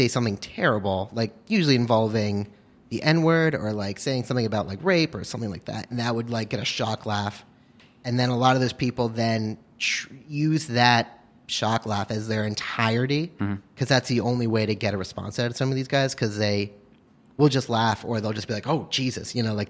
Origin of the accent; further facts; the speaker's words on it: Hastings-on-Hudson, New York, United States; I'm from Hastings on Hudson.